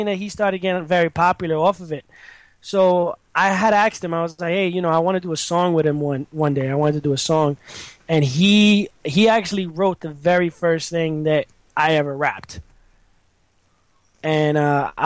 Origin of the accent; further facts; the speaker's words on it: New York City, New York, United States; I was born in the Bronx, born and raised, and I've lived in the same area my whole life